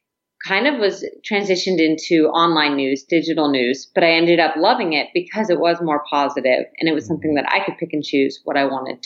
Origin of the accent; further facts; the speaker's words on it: San Diego, California, United States; moved away as an adult; also born or lived in Nashville, Tennessee / Greenville, Mississippi / Bend, Oregon; my hometown of San Diego.